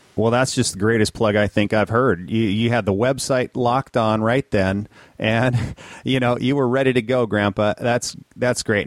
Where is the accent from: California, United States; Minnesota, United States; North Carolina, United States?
Minnesota, United States; growing up in Minnesota